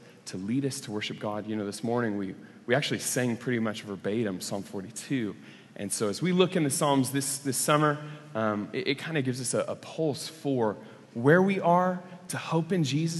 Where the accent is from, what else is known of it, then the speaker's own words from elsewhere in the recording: Oklahoma, United States; I grew up in Oklahoma